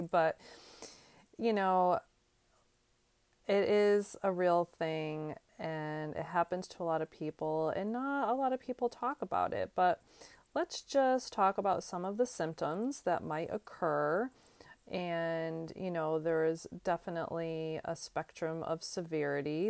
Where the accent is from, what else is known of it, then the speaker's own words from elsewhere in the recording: Northeast, United States; moved away as an adult; now in North Carolina, United States; I'm originally from the Northeast, and I moved to, um, North Carolina a few years back